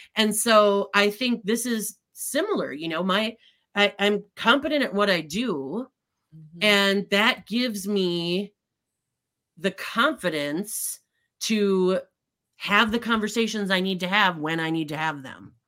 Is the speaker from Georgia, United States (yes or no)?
no; Midwest, Minnesota, United States; I grew up in the Midwest